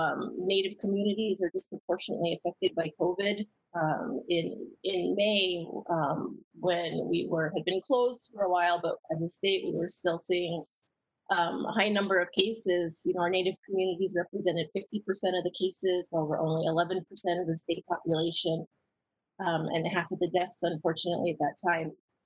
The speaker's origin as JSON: {"language": "English", "region": "Hopi Tribe of Arizona", "country": "United States", "moved": "as an adult", "lives_now": "Cochiti Pueblo, United States", "said": "I'm from the Hopi Tribe of Arizona. And I've been married here in Tucuchiti Pueblo in New Mexico for about 20 years."}